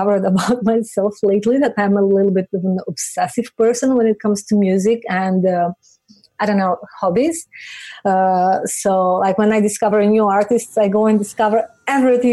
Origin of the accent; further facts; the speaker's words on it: North Macedonia; moved away; I'm from Macedonia